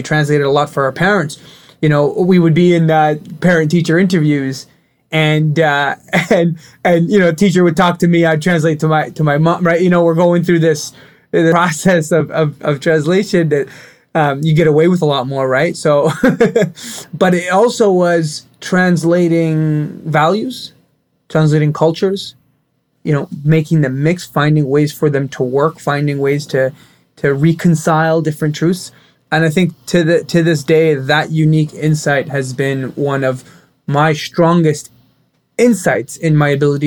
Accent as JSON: {"language": "English", "town": "Ottawa", "region": "Ontario", "country": "Canada", "tie": "born or raised there", "also_born_or_lived": "Kuwait", "first_language": "Arabic", "second_language": "English", "said": "we grew up in Ottawa, Ontario, Canada"}